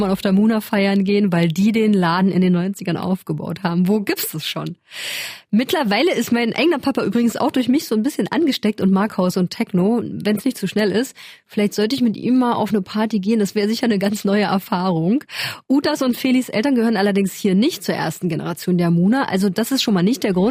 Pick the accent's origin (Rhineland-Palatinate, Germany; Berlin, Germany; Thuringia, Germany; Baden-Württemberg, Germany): Thuringia, Germany; near Bad Klosterlausnitz; wir sind ja beide hier aufgewachsen in der Nähe. Bei mir ist es zum Beispiel die regionale Verbundenheit einfach. Ich wollte hier nie weg. Ich habe hier in der Nähe, also ich habe in Gera studiert. Ich habe hier Arbeit gefunden.